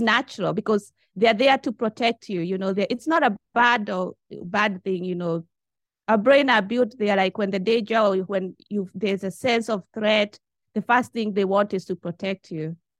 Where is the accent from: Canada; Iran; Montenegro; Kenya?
Kenya; moved away as an adult; now in Japan; I'm from Kenya. You know, I've been in Japan, uh, for the last twenty-one years.